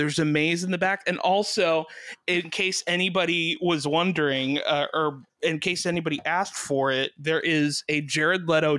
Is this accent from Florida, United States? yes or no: yes; Miami, Florida, United States; I'm from Miami